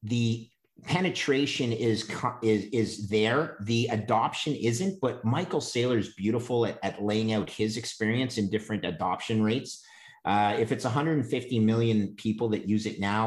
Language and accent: English; Canada; as a Canadian